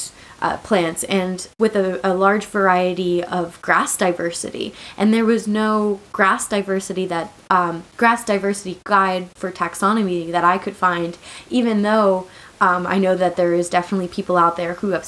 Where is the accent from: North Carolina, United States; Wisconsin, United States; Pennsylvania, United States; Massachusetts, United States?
Pennsylvania, United States; moved away as an adult; also born or lived in Oklahoma; growing up in Pennsylvania and going to college there